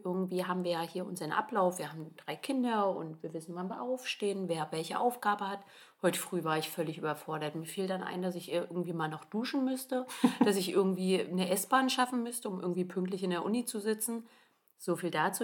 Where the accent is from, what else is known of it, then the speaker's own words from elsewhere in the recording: Germany; bei uns in Deutschland